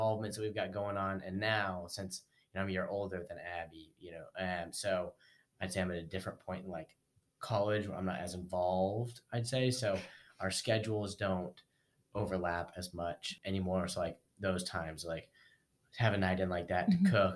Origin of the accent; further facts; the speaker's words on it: Reno, Nevada, United States; moved away as an adult; now in Dallas, United States; I'm from Reno, Nevada.